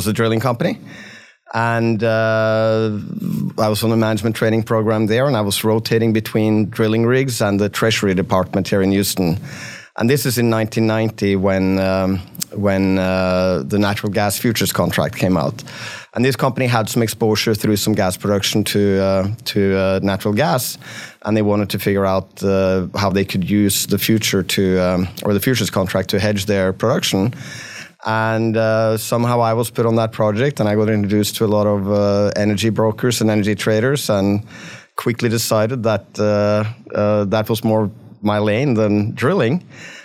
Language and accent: English; Norway; accent: West Texas; moved away as an adult; also born or lived in Texas; now in United States; I'm originally from Norway. So I grew up in Norway and, did my military service there. And then I came over here to go to college, and I went to University of Texas and, became a Texan.